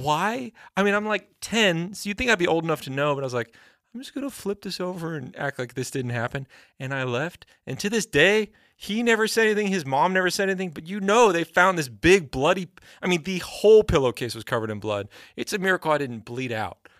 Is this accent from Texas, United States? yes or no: yes; Texas, United States; I grew up in Texas.